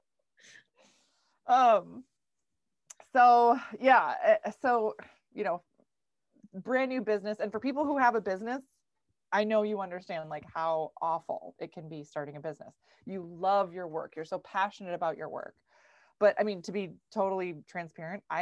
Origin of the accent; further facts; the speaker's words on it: Minnesota, United States; I live in Minnesota. I'm from Minnesota. I grew up on a goat farm.